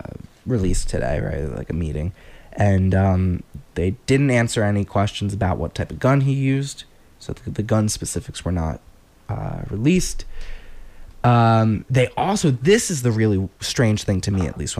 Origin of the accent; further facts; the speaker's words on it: New Jersey, United States; now in Maine, United States; I grew up in Jersey